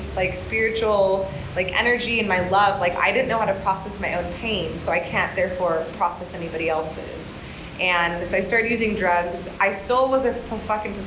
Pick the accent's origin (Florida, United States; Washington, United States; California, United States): California, United States; Orange County; moved away as an adult; now in Bali, Indonesia; I am originally from Orange County, and I moved to Bali in 2012